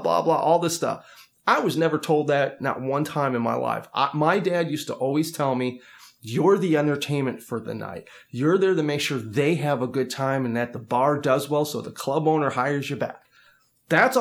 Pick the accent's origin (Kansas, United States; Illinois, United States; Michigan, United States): Illinois, United States; Chicago; I'm originally from Chicago, and my dad was a professional musician when I was growing up